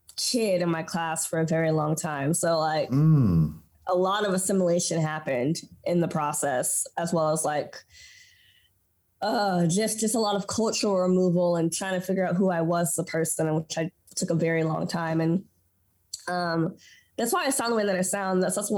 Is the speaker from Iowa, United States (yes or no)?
no; Washington, United States; moved away as an adult; now in Houston, United States; I was born here in Houston. 4 years later, moved to Washington State where my brother was born, and was raised in the wheat fields of Washington State. It's odd because, like, I was in a household, we speak English and Spanish in my household.